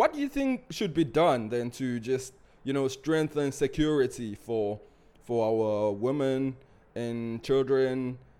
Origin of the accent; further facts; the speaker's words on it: South Africa; I'm South African.